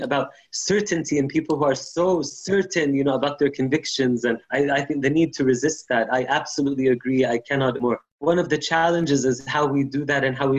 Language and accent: English; Palestine; moved away as an adult; I grew up in Palestine